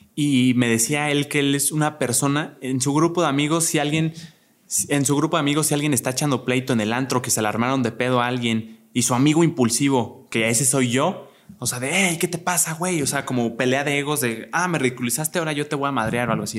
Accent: Querétaro, Mexico; yo soy de Querétaro, soy de provincia y siempre he vivido allá

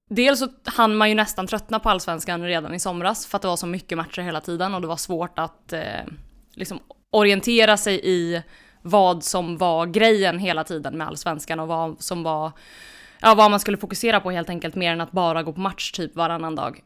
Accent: Örebro, Örebro County, Sweden; jag är örebroare

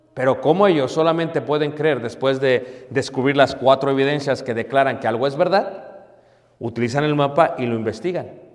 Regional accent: Mexico City, Mexico; Crecí en Ciudad de México

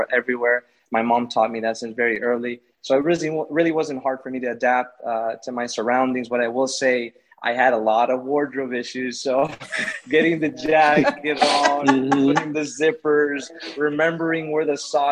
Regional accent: Miami, Florida, United States; I am from Miami, Florida, and I am a mortgage advisor

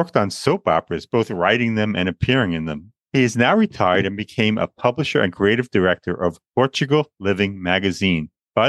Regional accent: Long Island, New York, United States; I'm not Asian, and as Gil mentioned, I'm not retired. I'm just plain tired. Born and raised in Long Island, New York, a place I always wanted to leave.

